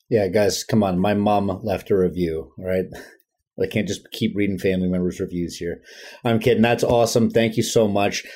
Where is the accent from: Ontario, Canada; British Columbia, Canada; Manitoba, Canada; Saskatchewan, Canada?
British Columbia, Canada; Vancouver; I'm from Vancouver. or like we call it, the Lower Mainland